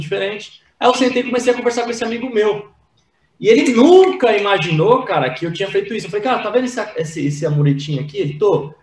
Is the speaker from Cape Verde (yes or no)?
no; Praia Grande, São Paulo, Brazil; Eu sou nascido e criado na Praia Grande, litoral paulista